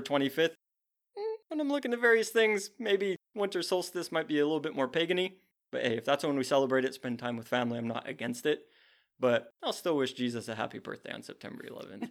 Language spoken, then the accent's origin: English; United States; as an American who faces zero persecution